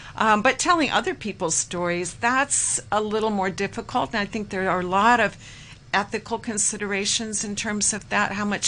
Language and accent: English; Washington, United States; also born or lived in Arkansas / Houston, Texas; I'm from Washington State, north of Seattle, and I had lived in the Ozark Mountains in Arkansas, and I had been in Texas. I actually lived in Houston for 25 years.